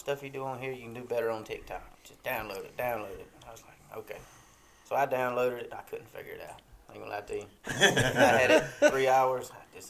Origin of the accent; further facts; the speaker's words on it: Waynesboro, Georgia, United States; I'm 25. I'm originally from Waynesboro, Burke County, but I'm living in Waynesboro now. Been there since third grade